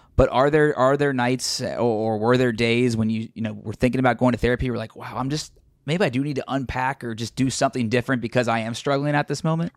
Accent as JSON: {"language": "English", "town": "Cincinnati", "region": "Ohio", "country": "United States", "said": "I'm from Cincinnati, and so I'm still based here, big Bengals fan"}